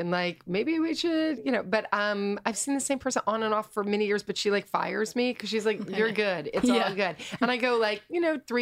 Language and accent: English; Kentucky, United States; moved away; I'm from Kentucky.